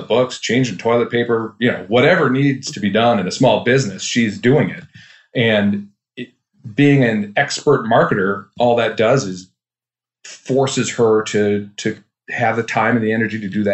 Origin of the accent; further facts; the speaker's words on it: Duluth, Minnesota, United States; I'm from Duluth, Minnesota.